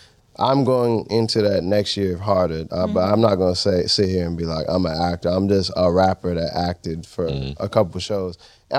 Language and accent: English; Boston, Massachusetts, United States; also born or lived in Brooklyn / San Francisco Bay Area; I grew up in Boston, moved to the Bay, then New York. So my three homes are Boston, Brooklyn, and the Bay.